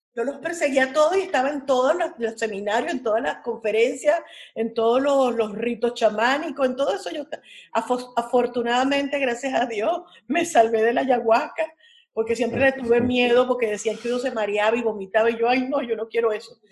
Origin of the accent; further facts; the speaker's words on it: Caracas, Capital District, Venezuela; mi adolescencia transcurrió en el Pedagógico de Caracas